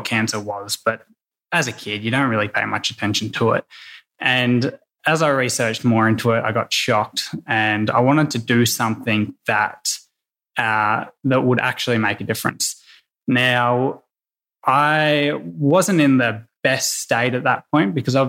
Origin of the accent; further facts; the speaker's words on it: Yarra Valley, outside Melbourne, Victoria, Australia; I grew up in the Yarra Valley, just outside of Melbourne.